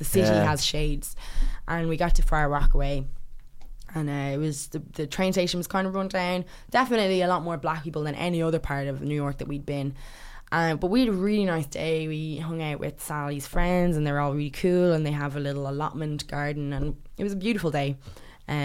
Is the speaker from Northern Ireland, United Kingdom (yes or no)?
no; London, United Kingdom; born there; It reminded me of some of the places I would have been when I was born in London.